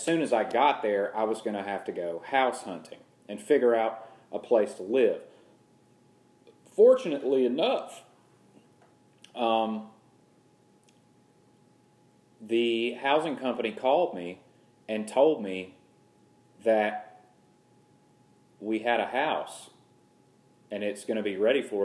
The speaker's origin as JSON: {"language": "English", "region": "the South", "country": "United States", "said": "everyone knows I'm from the South"}